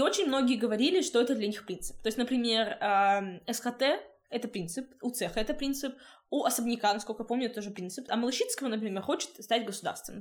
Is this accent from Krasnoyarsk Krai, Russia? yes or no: yes; Krasnoyarsk, Krasnoyarsk Krai, Russia; now in Saint Petersburg, Russia; Я сама из Красноярска